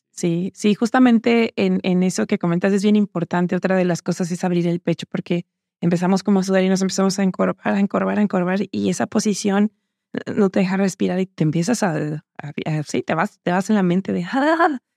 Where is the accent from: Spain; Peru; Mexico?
Mexico; Los Reyes La Paz, State of Mexico; yo crecí, nací en Ciudad de México y crecí en una zona cerca de Texcoco, en Los Reyes La Paz, Estado de México